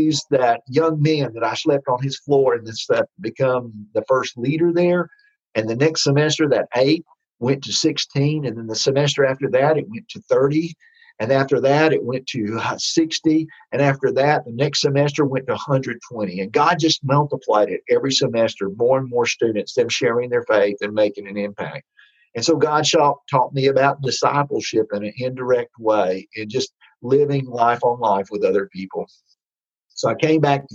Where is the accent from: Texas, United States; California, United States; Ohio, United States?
Texas, United States; accent: Texas; me with my Texas accent up in La Crosse, Wisconsin